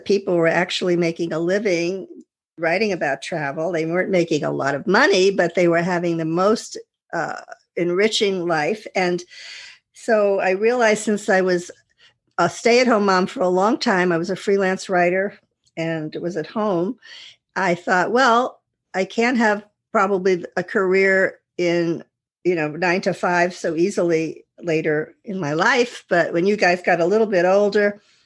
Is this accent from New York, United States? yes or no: yes; Westchester County, New York, United States; I'm a housewife from Westchester County, New York